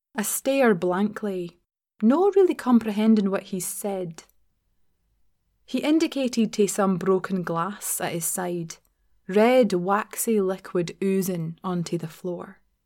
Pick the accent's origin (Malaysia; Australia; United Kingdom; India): United Kingdom; Glasgow, Scotland; moved away; in my hometown, essentially, which isn't really hometown considering it's Glasgow.